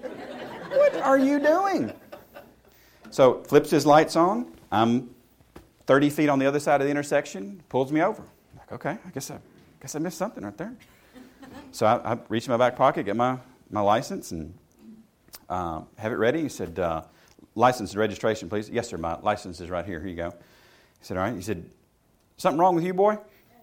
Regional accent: the South, United States; where I grew up in the South

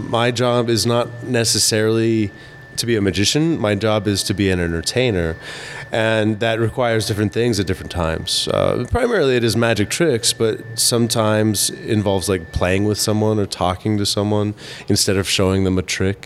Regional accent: Colorado, United States; I grew up in Colorado

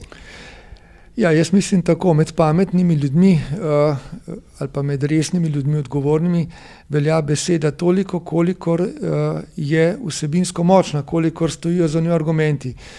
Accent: Slovenia; Slovenci smo

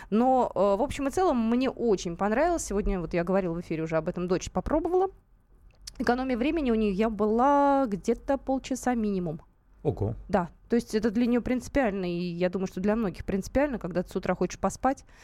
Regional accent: Moscow, Russia; как многие москвичи, я поехал туда просто так.

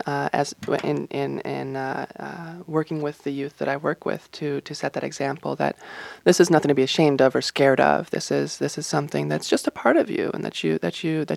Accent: Rochester, Minnesota, United States; also born or lived in Denver, Colorado; I grew up in Rochester. I would call that my hometown. I spent my childhood in Denver, but I would call Rochester my hometown. That's where I those were my formative years

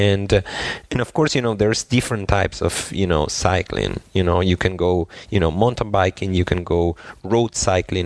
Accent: Argentina; moved away as an adult; also born or lived in Spain / San Francisco, United States / Germany; I'm originally from Argentina

